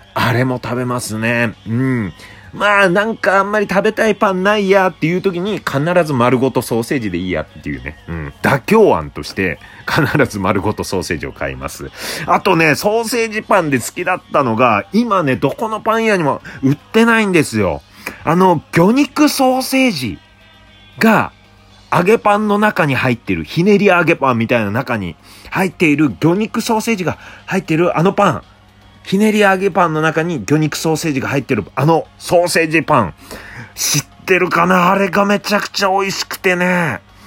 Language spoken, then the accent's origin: Japanese; Obihiro, Hokkaido, Japan; now in Tokyo, Japan; 僕の出身地、帯広